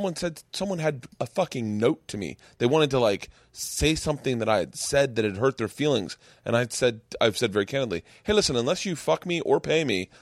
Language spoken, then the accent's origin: English; Georgia, United States; We're from Georgia, from a small town in Georgia, at the foothills of Appalachia.